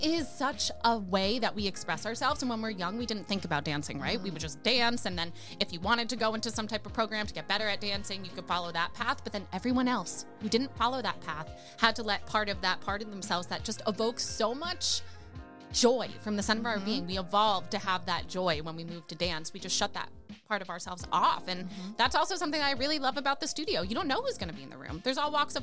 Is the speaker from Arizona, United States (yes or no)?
no; New York, United States; I was born in New York and I was raised being a ballerina